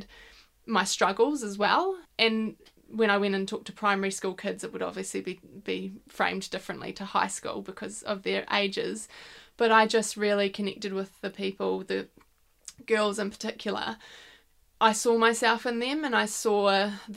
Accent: Whangarei, Northland, New Zealand; growing up in Whangarei

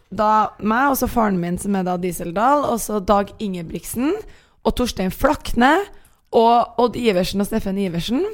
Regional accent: Trondheim, Trøndelag, Norway; accent: trøndersk; moved away; Jeg kommer fra Trondheim

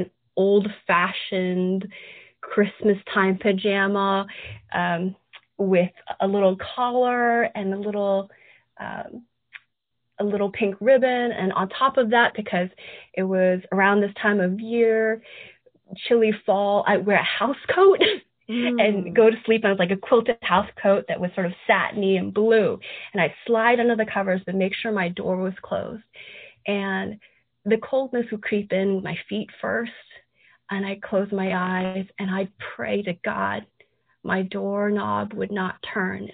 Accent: San Francisco, California, United States; moved away as an adult; now in Atlanta, United States; a Chinese American child growing up in the San Francisco area. Your parents, if they're from Hong Kong, they would take you to tea houses, dim sum places, maybe San Francisco, maybe somewhere in Kearney Street in the middle of Chinatown, or maybe Oakland Chinatown. And that was my experience.

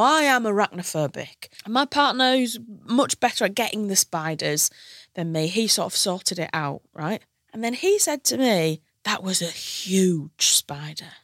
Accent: Hull, Yorkshire and the Humber, United Kingdom; moved away as an adult; now in London, United Kingdom

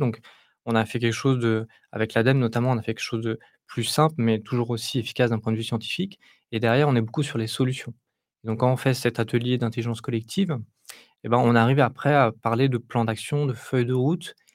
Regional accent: Île-de-France, France; je suis de l'Île-de-France, donc j'ai baigné dans, le foot euh, populaire dans mon enfance

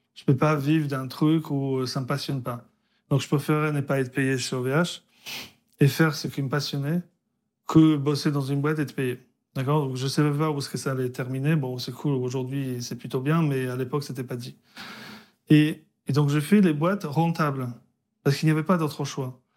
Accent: Poland; moved away; also born or lived in France; je suis né en Pologne, communiste

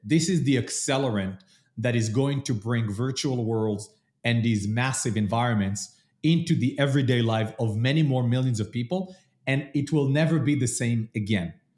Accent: Israel; moved away as an adult; also born or lived in London / New York; now in Columbus, United States; I am originally from Israel, lived in London, then moved to New York

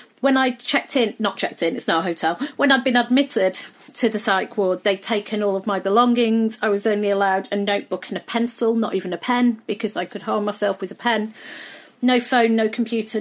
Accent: United Kingdom; I had no clue how to navigate as a Brit

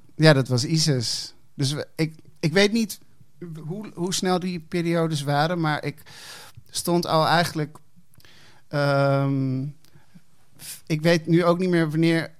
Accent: Hilversum, North Holland, Netherlands; also born or lived in Amsterdam / Chile (parents); op mijn achtervuist verhuisde ik naar Hilversum.

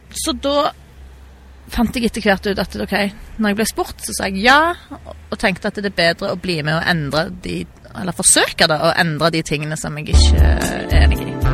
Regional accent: Stavanger, Rogaland, Norway; also born or lived in Perth, Australia / Bergen; Jeg er født og oppvokst i Stavanger.

